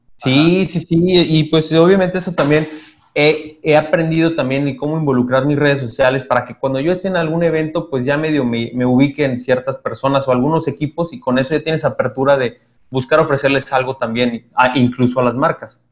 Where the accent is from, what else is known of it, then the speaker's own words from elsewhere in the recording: Toluca, State of Mexico, Mexico; moved away as an adult; now in Monterrey, Mexico; soy de Toluca, güey. Yo llegué acá hace 12 años, güey, ya 12 años. Ya soy adoptado, güey, acá en Monterrey